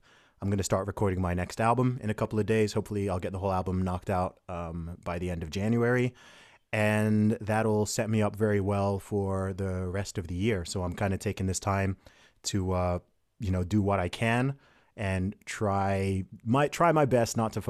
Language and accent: English; United Kingdom; also born or lived in Saudi Arabia; So my family background is originally from Nigeria. I'm British by nationality. I was born in the UK. I live in the UK now. I went to boarding school and university in the UK.